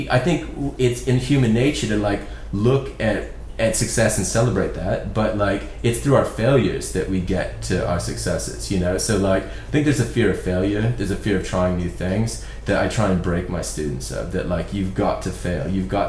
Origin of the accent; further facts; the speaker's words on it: Ireland; So I'm from Ireland, and like, Ireland's kind of like the poor relations of England.